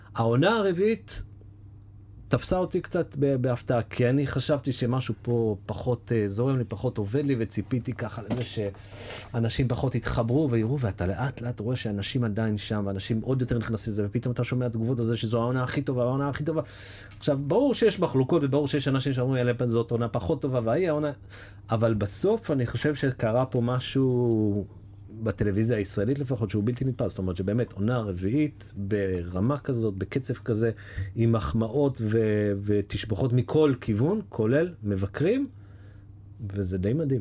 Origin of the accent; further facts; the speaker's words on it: Jerusalem, Jerusalem District, Israel; moved away; שנינו ירושלמים במקור